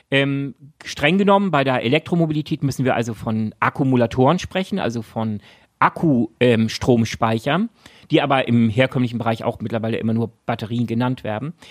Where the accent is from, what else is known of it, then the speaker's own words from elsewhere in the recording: Shanghai, China; Ach, in Shanghai, in meiner, du hast recht, Shanghai. meiner alten Heimatstadt ah, Shanghai.